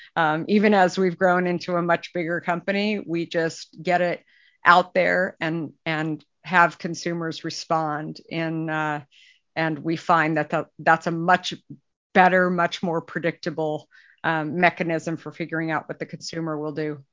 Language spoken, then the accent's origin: English; Arizona, United States; moved away; I grew up in Arizona